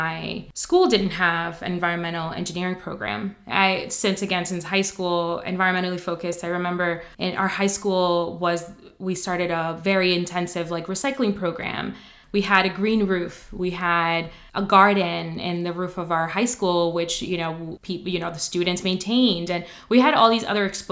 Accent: New York City, New York, United States; also born or lived in Dominican Republic; we moved to New York, not very far from here, actually. Well, not very far from campus. Grew up on Morningside

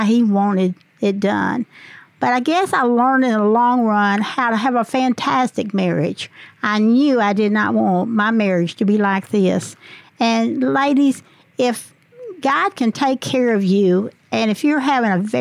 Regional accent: Walcott, Arkansas, United States; also born or lived in Paragould, Arkansas; I was raised up in Walcott, Arkansas. I was born in Paragould.

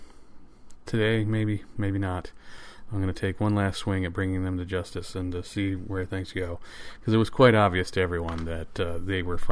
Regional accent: Michigan, United States; Michigan Radio, which is an NPR affiliate in my home state

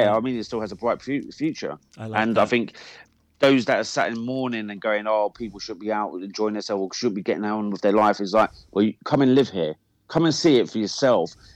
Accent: England, United Kingdom; me as an Englishman

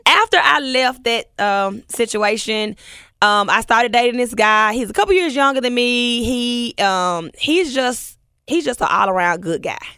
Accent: Memphis, Tennessee, United States; we grew up together in Orange Mound

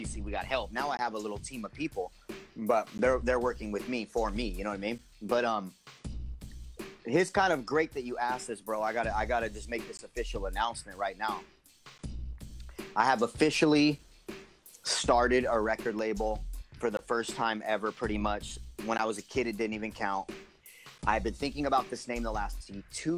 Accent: San Jose, California, United States; born or raised there

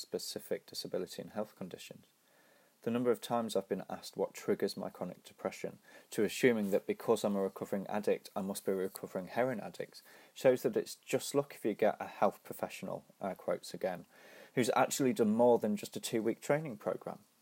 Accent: Nottingham, East Midlands, United Kingdom; my hometown, Nottingham

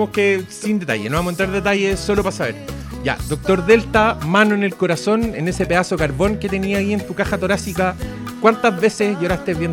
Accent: Chile; el que no es nuestro Pedro Pascal esté ahí hace que uno se sienta orgulloso, pero, pero como chileno.

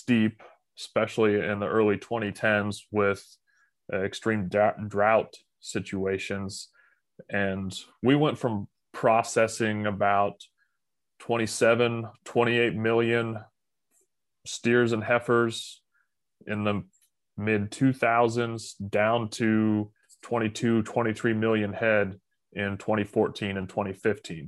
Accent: Phillipsburg, Kansas, United States; So I grew up in Phillipsburg, Kansas, which is in northwest or north

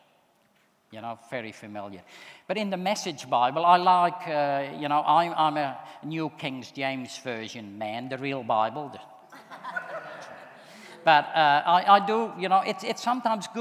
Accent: Netherlands; moved away; I'm from the Netherlands, but I grew up in a Christian home

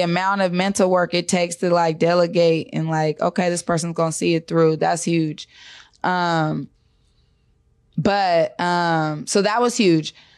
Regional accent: Seattle, Washington, United States; also born or lived in Park Lake Homes, King County / Highline, King County; I'm born and raised in Seattle

